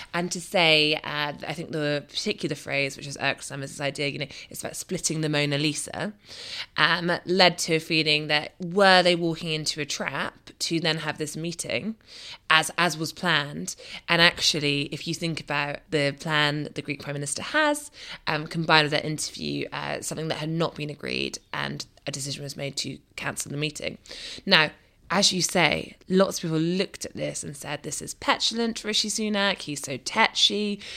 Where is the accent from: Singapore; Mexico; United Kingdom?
United Kingdom; Scotland; Scotland's safest seat and my hometown.